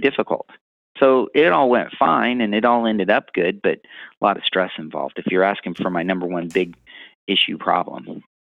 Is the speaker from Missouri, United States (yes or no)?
yes; Missouri, United States; I'm from Missouri